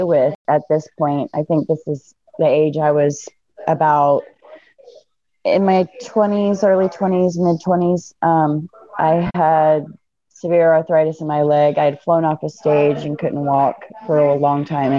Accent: Fort Myers, Florida, United States; moved away; also born or lived in Seattle, Washington; I was born in Florida. And in Fort Myers, Florida. I was raised part of my life up in Seattle. Okay. So I'm kind of all over. But Florida girl by nature

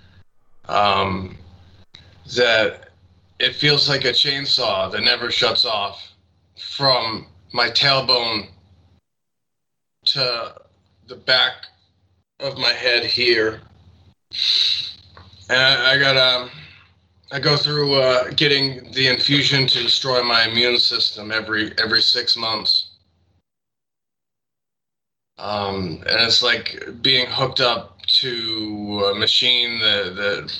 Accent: Boston, Massachusetts, United States; I grew up in Boston

